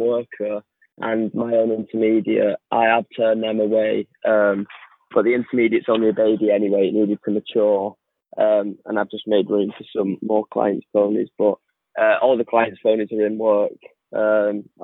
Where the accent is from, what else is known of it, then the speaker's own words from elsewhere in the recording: Bolton, North West England, United Kingdom; I'm 18 from Bolton.